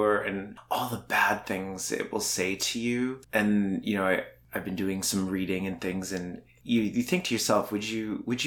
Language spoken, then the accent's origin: English; Alberta, Canada; I grew up in Alberta and predominantly, you know, it's redneck.